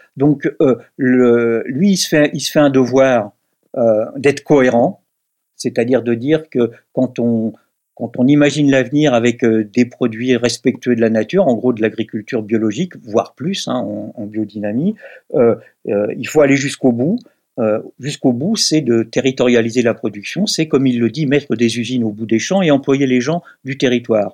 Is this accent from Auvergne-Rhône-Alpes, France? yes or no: no; Brittany, France; je suis pas bordelais, je suis breton, hein, je vis dans le Morbihan.